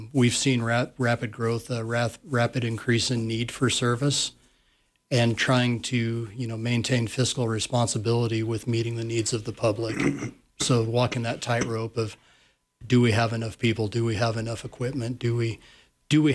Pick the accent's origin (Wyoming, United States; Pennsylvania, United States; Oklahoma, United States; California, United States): Wyoming, United States; Sheridan; also born or lived in South Dakota; I actually grew up in Sheridan, Wyoming, class of 1988, Sheridan Bronc